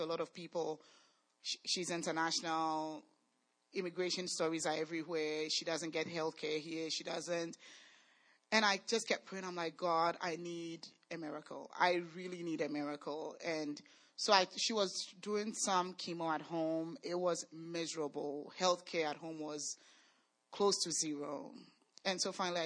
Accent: Ghana; moved away; we are from Ghana

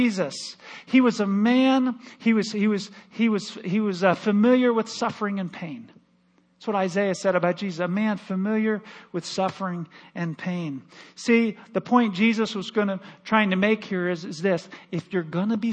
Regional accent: Michigan, United States; moved away as an adult; also born or lived in Missouri; now in Omaha, United States; My wife and I were raised, we grew up in Michigan

